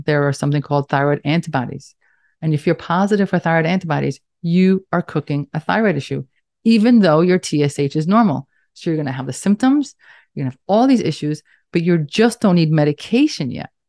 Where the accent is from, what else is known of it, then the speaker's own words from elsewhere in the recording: New York City, New York, United States; accent: Staten Island, New York; I'm in, in case you couldn't tell by my accent, Staten Island, New York.